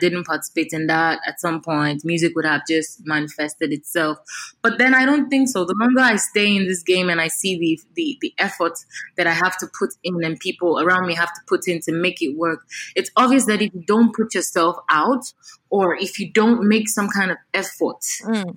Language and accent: English; Nigeria; as an African, as a Nigerian